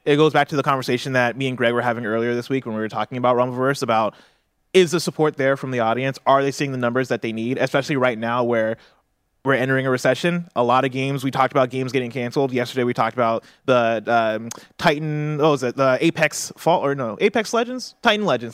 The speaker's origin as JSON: {"language": "English", "town": "Champaign", "region": "Illinois", "country": "United States", "tie": "born or raised there", "moved": "yes", "said": "I grew up in Champaign"}